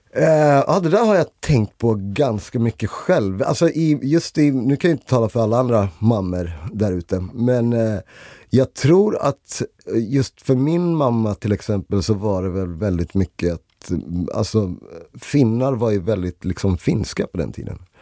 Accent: Stockholm, Stockholm County, Sweden; Jag växte upp i Rinkeby

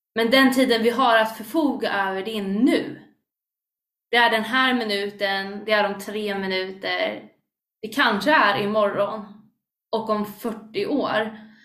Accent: Stockholm, Stockholm County, Sweden; Jag är inte bara kristen, utan jag är stockholmare

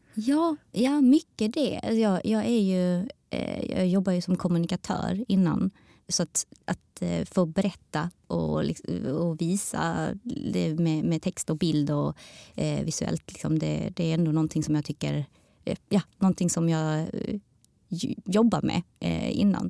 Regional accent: Sweden; also born or lived in Taiwan (ancestry); våra historier som svensk-taiwaneser

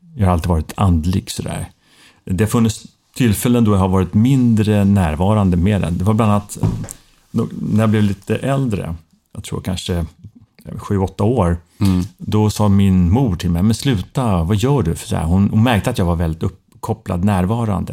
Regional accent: Stockholm, Stockholm County, Sweden; moved away as an adult; Jag är en Söderkis tre generationer

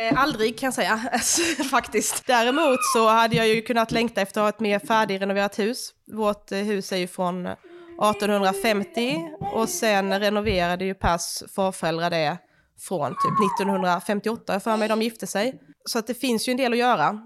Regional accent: Småland, Sweden; now in Skåne, Sweden; jag är uppvuxen liksom i Småland, mitt ute i skogen

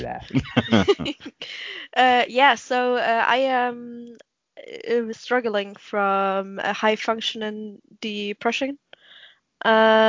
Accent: Germany; I'm from Germany

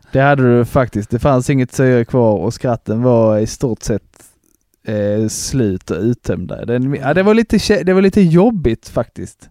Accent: Broby, Skåne, Sweden; hemma i Broby

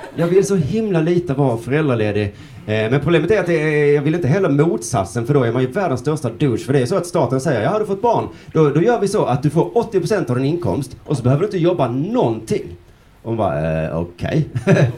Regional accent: Sweden; Vi i Sverige

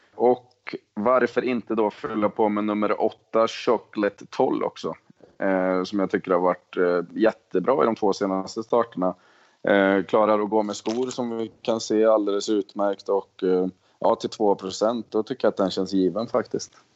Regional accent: Sweden; moved away; precis som hemma i Sverige

